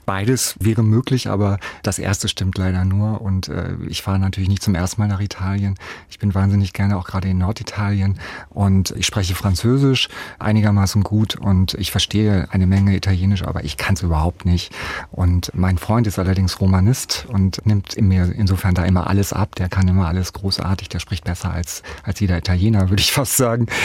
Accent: West Germany, Germany; Also als als Westdeutscher, als total Westsozialisierter vielleicht mit Vorbehalten dort konfrontiert zu werden.

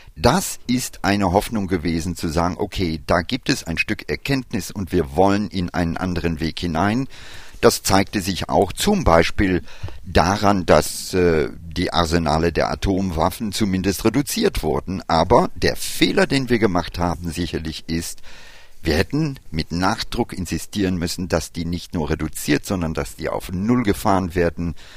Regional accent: India; moved away; mein Vater ist Inder. Ich habe meine Kindheit in Indien verlebt

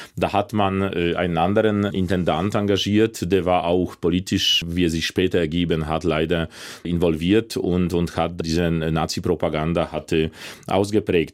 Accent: Łódź, Łódź Voivodeship, Poland; German is a second language; moved away as an adult; also born or lived in Leipzig; in Polen, in, in Lodz, in meiner Heimatstadt

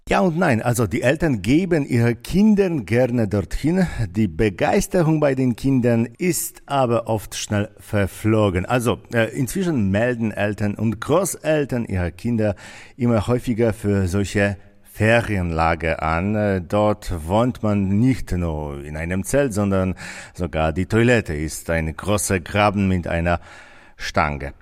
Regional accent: Wrocław, Lower Silesian Voivodeship, Poland; Bei uns in Breslau

